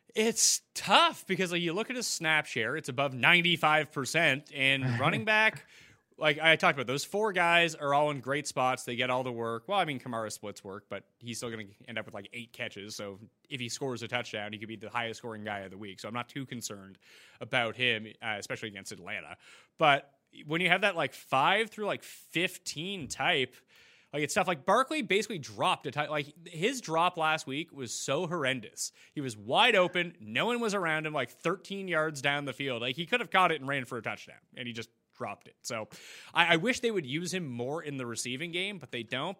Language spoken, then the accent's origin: English; Canada; being Canadian